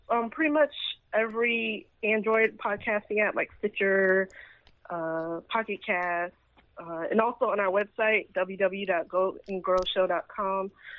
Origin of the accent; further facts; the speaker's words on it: Lakeland, Florida, United States; As you said … I'm from Lakeland, Florida, so right in Central Florida. I grew up here. I work in software testing